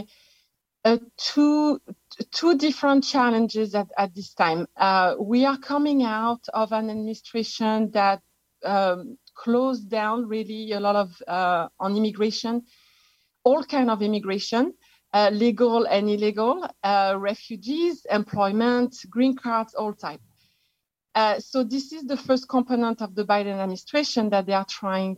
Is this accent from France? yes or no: yes; France; accent: French; English is a second language; moved away as an adult; now in United States; I am actually an expatriate from France. You can tell from my accent. I've been living in the US for 27 years